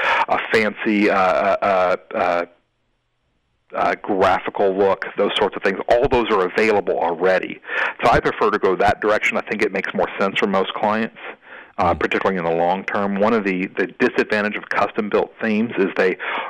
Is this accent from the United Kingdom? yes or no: yes; Scotland, United Kingdom; I'm a Scottish boy.